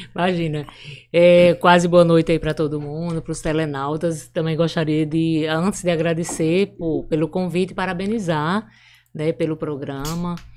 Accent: Brejo do Cruz, Paraíba, Brazil; born or raised there; moved away; also born or lived in Catolé do Rocha / São Paulo / São Luís

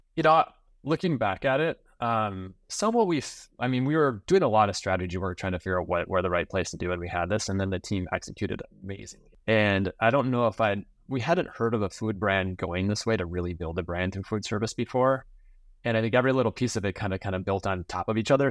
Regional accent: Minnesota, United States; I grew up in Minnesota on a small family dairy farm.

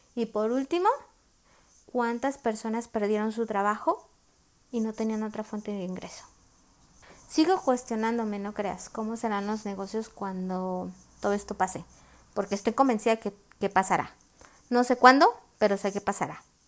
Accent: Mexico; soy de México

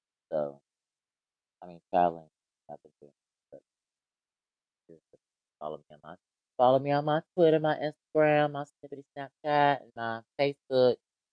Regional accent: Atlanta, Georgia, United States; I was born in Atlanta

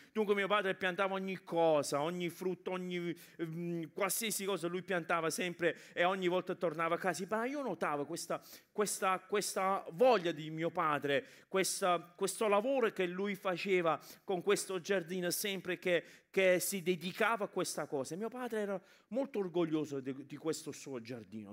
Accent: England, United Kingdom; now in Italy; io sono cresciuto in Inghilterra come immigrati italiani in Inghilterra

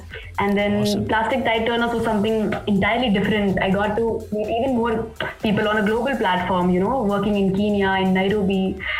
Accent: Assam, India; also born or lived in Meghalaya; So growing up in Assam and Meghalaya, my dad was posted there

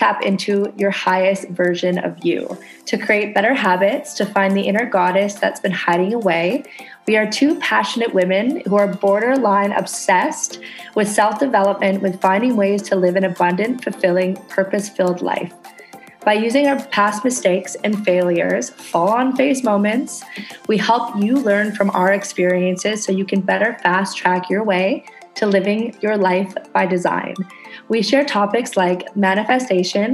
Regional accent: Canada; moved away as an adult; now in Indonesia

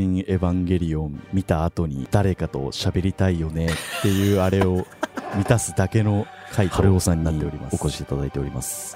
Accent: rural Chiba, Japan; moved away as an adult; now in Tokyo, Japan; 僕は千葉の田舎出身

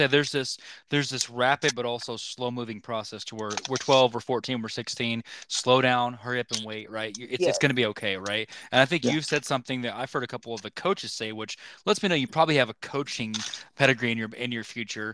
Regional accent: Oklahoma, United States; we're from Oklahoma

